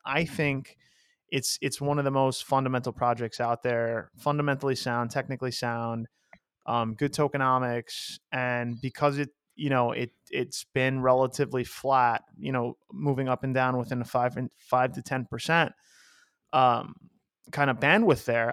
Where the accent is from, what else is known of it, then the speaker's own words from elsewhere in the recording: New York, United States; a half American, half Greek boy from New York